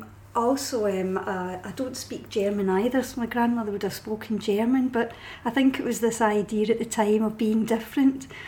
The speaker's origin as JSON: {"language": "English", "town": "Paisley", "region": "Scotland", "country": "United Kingdom", "said": "I'm from Paisley"}